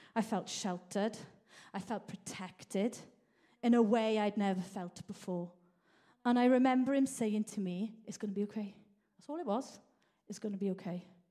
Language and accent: English; Merthyr Tydfil, Wales, United Kingdom; now in Manchester, United Kingdom; I grew up in South Wales Valley. I've actually lived in Manchester now longer than South Wales Valleys